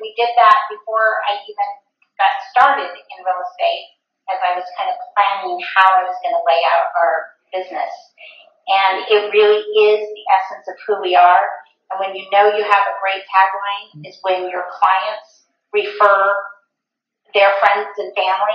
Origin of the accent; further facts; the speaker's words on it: Arizona, United States; moved away; since I was 9 years old, I grew up in Arizona